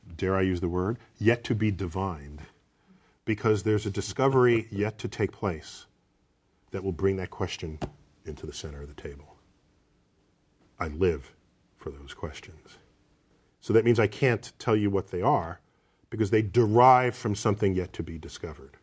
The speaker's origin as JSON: {"language": "English", "country": "United States", "said": "as an American"}